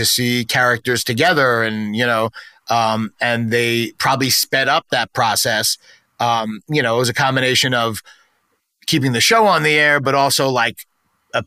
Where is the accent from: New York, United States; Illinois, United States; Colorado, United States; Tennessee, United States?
New York, United States; New York City; accent: New York; I grew up in New York